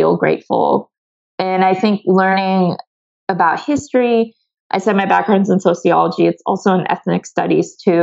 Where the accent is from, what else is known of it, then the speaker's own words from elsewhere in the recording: Ohio, United States; moved away; also born or lived in Seattle; I grew up in the Midwest in Ohio